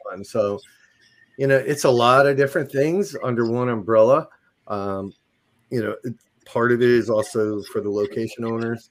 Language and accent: English; New Jersey, United States; moved away; I'm from New Jersey originally